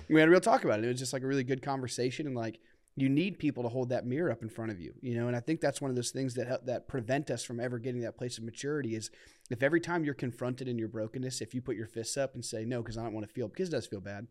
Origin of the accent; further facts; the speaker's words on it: Akron, Ohio, United States; I grew up in Akron